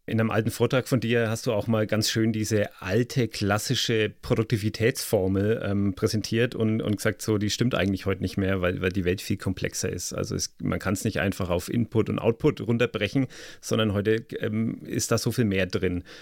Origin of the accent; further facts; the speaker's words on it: Germany; wir als Deutsche